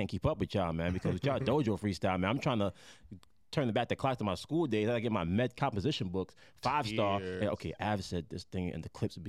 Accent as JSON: {"language": "English", "town": "New York City", "region": "New York", "country": "United States", "also_born_or_lived": "Jamaica", "said": "I'm from Brooklyn."}